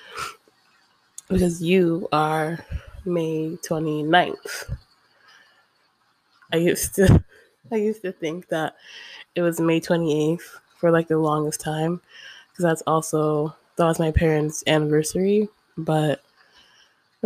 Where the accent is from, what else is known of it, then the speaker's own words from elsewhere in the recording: Ocala, Florida, United States; also born or lived in Gainesville, Florida; I guess I'm quote unquote from Gainesville, but I was raised, I'm from Ocala